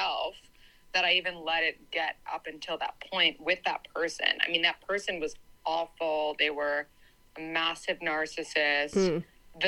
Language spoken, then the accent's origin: English; New York City, New York, United States; also born or lived in Boston; I grew up in New York City and I went to college in Boston